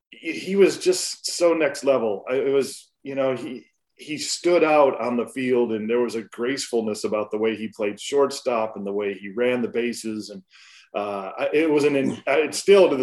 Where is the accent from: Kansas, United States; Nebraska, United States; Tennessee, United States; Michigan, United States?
Michigan, United States; Flint; I grew up a Michigan fan. I grew up about 45 minutes from Ann Arbor.